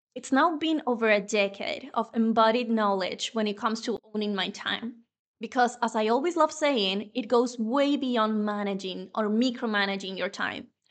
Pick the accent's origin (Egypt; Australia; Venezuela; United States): Venezuela; first language Spanish; English is a second language; moved away as an adult; now in Spain; my native language is Spanish. I was born in Venezuela and I've been living in Spain for over 10 years now